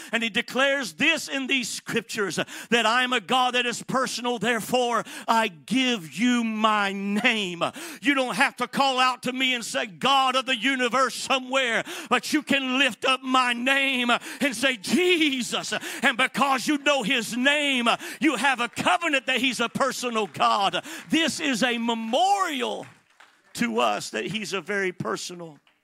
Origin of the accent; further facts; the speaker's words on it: Atlanta, Georgia, United States; also born or lived in Miami, Florida / San Bernardino, California; I am from Atlanta, Georgia